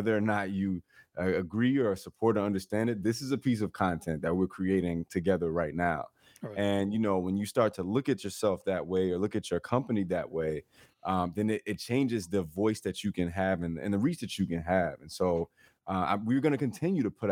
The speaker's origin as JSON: {"language": "English", "town": "Chicago", "region": "Illinois", "country": "United States", "tie": "born or raised there", "said": "I'm from the South Side of Chicago, man, born and raised"}